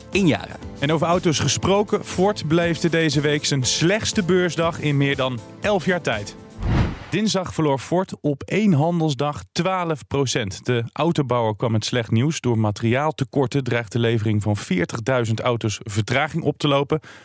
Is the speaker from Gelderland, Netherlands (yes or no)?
yes; Tiel, Gelderland, Netherlands; ik ben geboren in Tiel